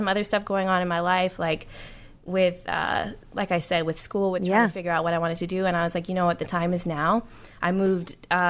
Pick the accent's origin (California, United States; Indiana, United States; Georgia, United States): California, United States; Oakland; moved away as an adult; also born or lived in New York City; now in Los Angeles, United States; So, I'm from Oakland. I lived there until I was 20. Mm-hmm. Then I moved to New York City.